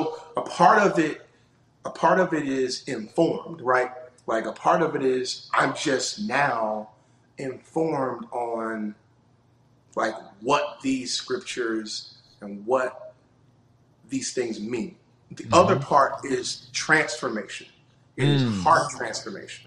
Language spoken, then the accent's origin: English; North Carolina, United States; now in Charlotte, United States; I'm from North Carolina, born and raised.